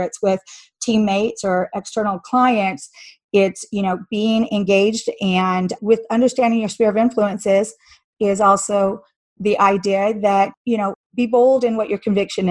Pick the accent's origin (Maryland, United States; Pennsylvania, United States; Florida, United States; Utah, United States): Utah, United States; Salt Lake City; I'm from Salt Lake City